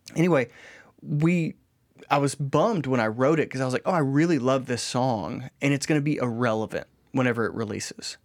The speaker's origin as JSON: {"language": "English", "country": "United States", "said": "we grew up, like, proud Americans"}